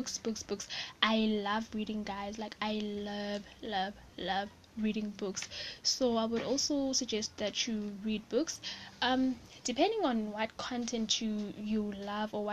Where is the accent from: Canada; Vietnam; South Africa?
South Africa; I'm South African